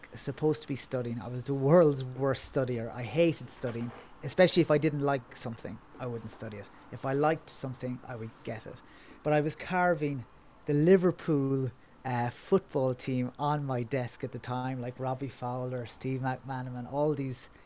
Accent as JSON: {"language": "English", "area": "Kerry", "region": "Munster", "country": "Ireland", "tie": "born or raised there", "moved": "as an adult", "lives_now": "Dublin, Ireland", "said": "I currently live in Dublin, which is on the east coast of Ireland, but I'm originally from Kerry, which is on the southwest"}